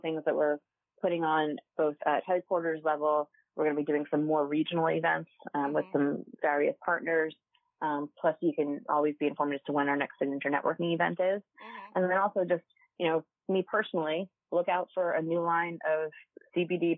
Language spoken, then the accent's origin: English; New Jersey, United States; my home state